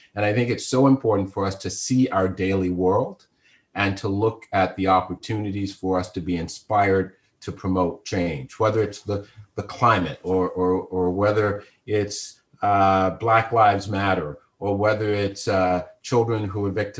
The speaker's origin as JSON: {"language": "English", "region": "the South", "country": "United States", "tie": "born or raised there", "said": "And in the time I grew up, a Negro preacher, and I'd seen many of them growing up in the South"}